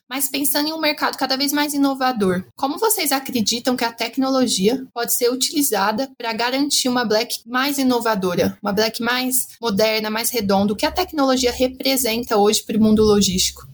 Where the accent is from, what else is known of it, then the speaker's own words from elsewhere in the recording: Brazil; como brasileira